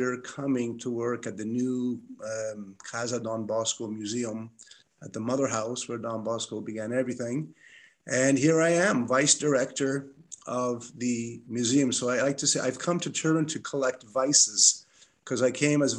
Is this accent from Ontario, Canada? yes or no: yes; Toronto, Ontario, Canada; also born or lived in Montreal; I'm from Toronto